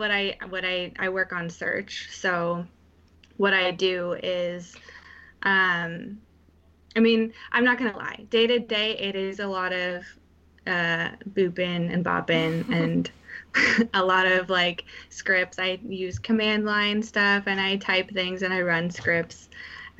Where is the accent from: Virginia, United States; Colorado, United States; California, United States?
California, United States; Menlo Park; moved away as an adult; also born or lived in Boston; now in New York City, United States; I grew up in Menlo Park